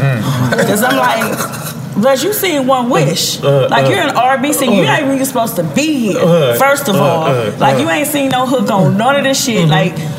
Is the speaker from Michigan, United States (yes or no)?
no; Compton, California, United States; I'm from Compton.